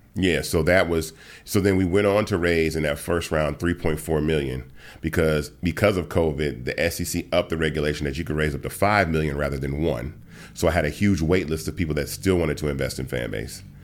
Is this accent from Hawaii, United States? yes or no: no; Atlanta, Georgia, United States; also born or lived in Memphis, Tennessee; I was born in Memphis, got to Atlanta, um, when I was, like, three years old